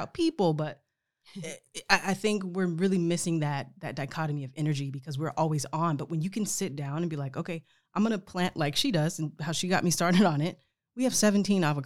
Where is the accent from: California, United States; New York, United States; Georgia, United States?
California, United States; Sacramento; also born or lived in Palmdale; I'm born and raised in California